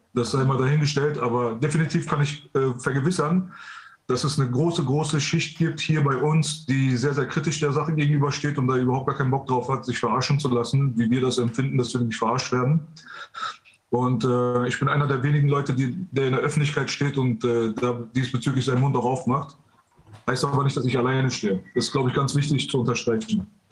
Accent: Iran; now in Germany; wir aus dem Iran äh, geflüchtet sind aufgrund äh, des Regimes dort. Ähm, wir sind, also ich bin mitten im Krieg geboren, mitten in der Revolution quasi

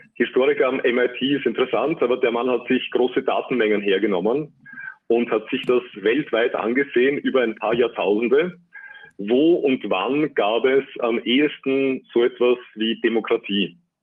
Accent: Austria; bei uns in Österreich

